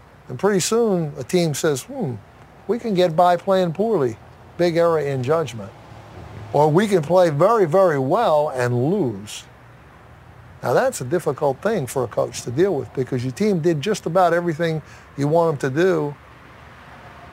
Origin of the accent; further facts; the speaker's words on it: Hasbrouck Heights, New Jersey, United States; when I moved from Asbury Heights, New Jersey to another town